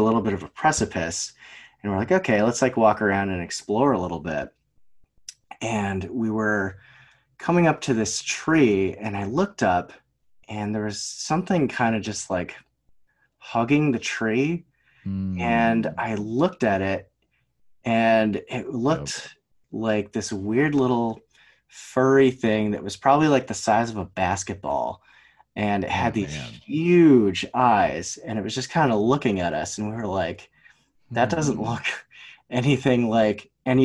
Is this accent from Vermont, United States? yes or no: yes; Vermont, United States; I'm from Vermont. I grew up here.